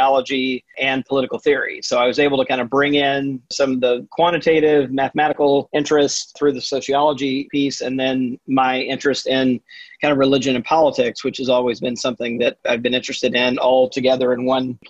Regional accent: Mississippi, United States; I grew up Southern Baptist in Mississippi

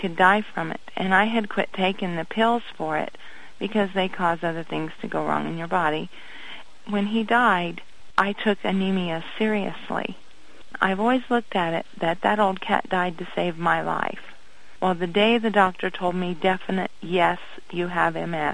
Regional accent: Indiana, United States; moved away as an adult; also born or lived in Ohio; I was born in Indiana. When I got married, I moved to Ohio, lived there for 18 years

